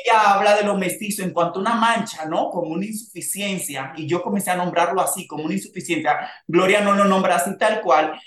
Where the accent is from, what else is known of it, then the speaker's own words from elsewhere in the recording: Santo Domingo Norte, Distrito Nacional, Dominican Republic; moved away as an adult; now in Mexico; en un barrio como las colinas Sabana Perdida, de donde yo soy, de donde es mi familia y vive